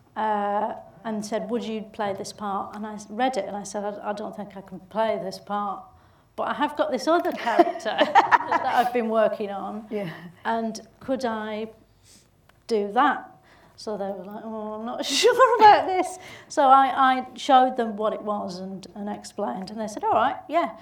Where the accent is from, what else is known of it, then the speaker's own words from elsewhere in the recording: Bolton, North West England, United Kingdom; accent: Bolton; my own Bolton accent